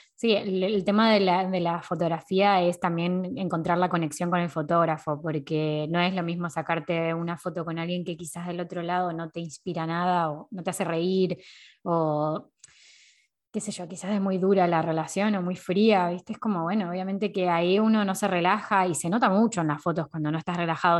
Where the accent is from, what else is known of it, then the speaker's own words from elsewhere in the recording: Temperley, Buenos Aires Province, Argentina; moved away as an adult; now in Valencia, Spain; Yo soy de Lomas de Zamora, de Temperley en realidad, de Buenos Aires. Eh, ahí nací.